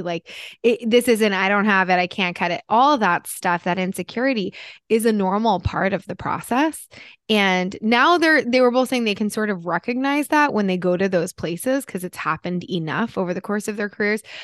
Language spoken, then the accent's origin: English; New Jersey, United States; moved away; I'm from Jersey originally